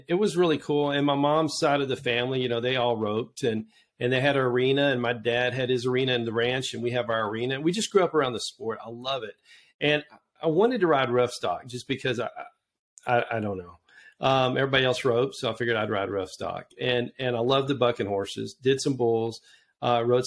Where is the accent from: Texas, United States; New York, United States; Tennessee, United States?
Texas, United States; Georgetown; I grew up in Georgetown